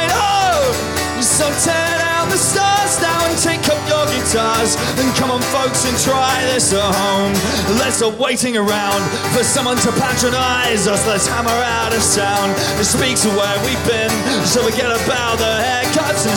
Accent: Winchester, South East England, United Kingdom; I come from Winchester.

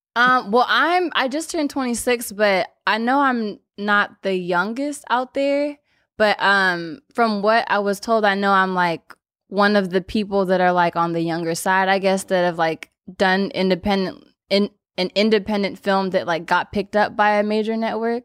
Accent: Los Angeles, California, United States; born or raised there

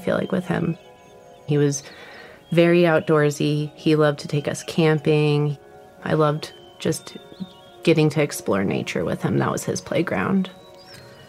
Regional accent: Monument, Colorado, United States; I grew up in Monument and Palmer Lake area, so I spent a lot of time on that mountain

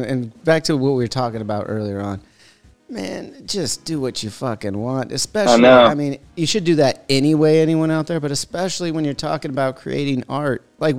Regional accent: Huntington Beach, California, United States; my hometown in Huntington Beach

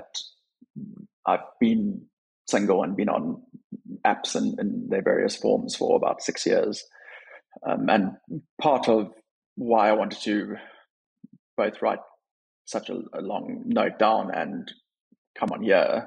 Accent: Cape Town, Western Cape, South Africa; moved away as an adult; also born or lived in Chicago / Washington, D.C.; now in London, United Kingdom; I'm from Cape Town, born and raised there, went to university there, recently moved to London

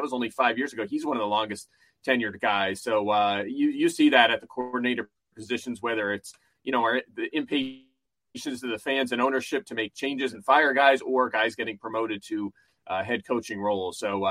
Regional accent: Pottsville, Pennsylvania, United States; growing up in Schuylkill County

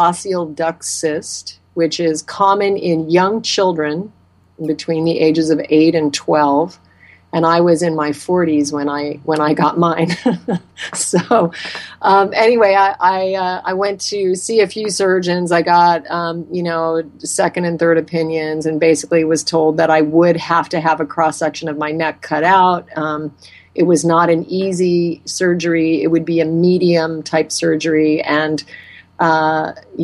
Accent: Alaska, United States; moved away; I was raised in Alaska, and I grew up eating game meat that my father hunted and harvested for us

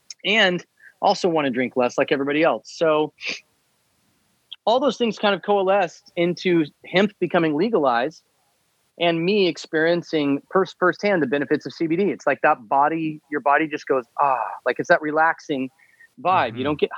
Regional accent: Midwest, United States; moved away as an adult; now in Los Angeles, United States; from age 14 or 12 until 22, my 10 years in living in the Midwest, when I'm a broke high school college kid

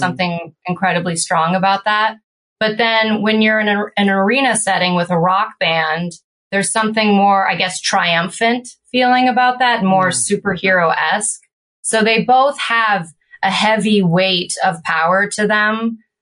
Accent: California, United States; also born or lived in Florida; we grew up in California and my dad and his brothers were surfers

